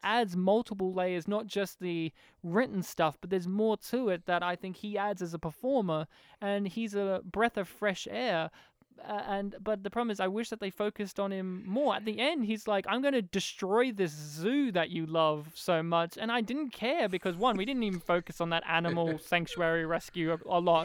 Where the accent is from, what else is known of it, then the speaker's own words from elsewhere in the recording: Australia; I'm an Australian